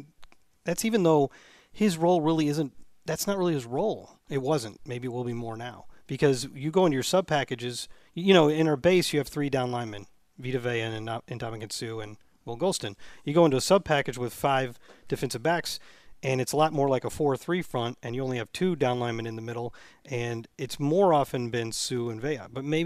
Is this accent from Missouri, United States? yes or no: yes; St. Louis, Missouri, United States; Okay. I'm from St. Louis.